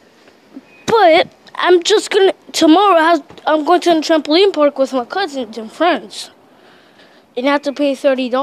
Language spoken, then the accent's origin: English; Dominican Republic; moved away; my hometown, Dominican Republic